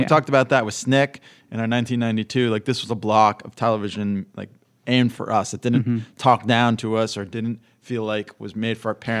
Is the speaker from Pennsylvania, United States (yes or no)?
yes; Pennsylvania, United States; We're from the Lehigh Valley area of Pennsylvania. And being a Catholic school kid, my brother went to Central Catholic.